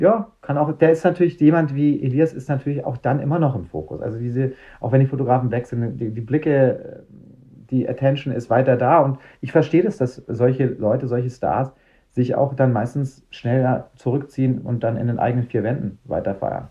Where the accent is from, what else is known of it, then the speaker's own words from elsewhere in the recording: Munich, Bavaria, Germany; für mich als Münchner